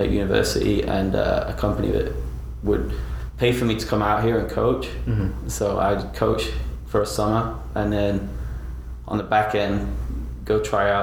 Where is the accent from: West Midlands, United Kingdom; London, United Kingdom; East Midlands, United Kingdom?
East Midlands, United Kingdom; Nottingham; moved away; I grew up in Nottingham, which is a phenomenal town